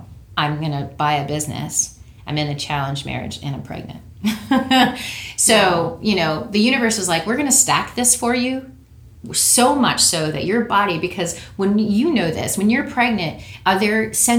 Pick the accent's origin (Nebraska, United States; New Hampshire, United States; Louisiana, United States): New Hampshire, United States; moved away as an adult; also born or lived in California; Grew up in New Hampshire. Okay. And I moved to California when I was 18.